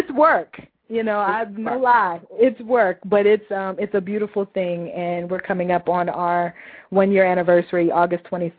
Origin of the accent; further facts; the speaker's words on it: Louisville, Kentucky, United States; moved away as an adult; also born or lived in Lexington, Kentucky / Chicago; Born and raised in Louisville, Kentucky.